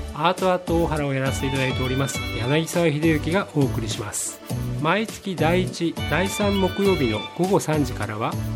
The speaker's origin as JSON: {"language": "Japanese", "region": "Kansai", "country": "Japan", "said": "僕関西の人間"}